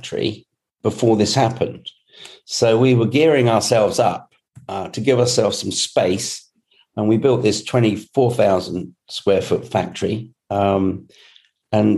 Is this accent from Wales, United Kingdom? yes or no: no; Scotland, United Kingdom; I was born in Scotland